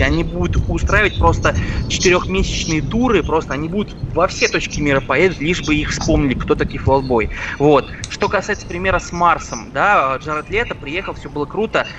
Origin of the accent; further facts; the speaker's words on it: Penza, Penza Oblast, Russia; moved away; раньше я жил в городе Пенза собственно, откуда я родом